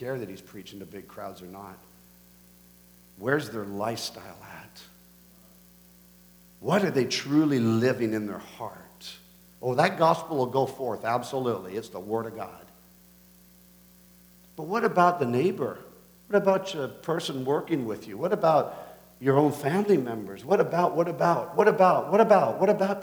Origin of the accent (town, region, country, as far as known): Canada